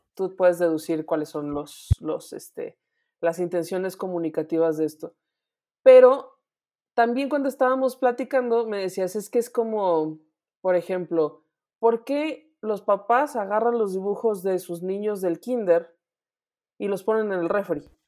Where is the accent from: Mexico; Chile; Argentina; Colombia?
Mexico; como mexicanos